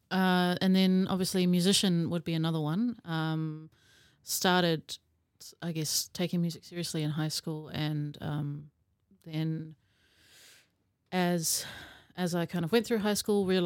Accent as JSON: {"language": "English", "region": "Auckland", "country": "New Zealand", "tie": "born or raised there", "also_born_or_lived": "South Africa", "said": "So, yeah, moved to New Zealand when I was 10 with my family. Um, moved to Auckland, um, which was an experience."}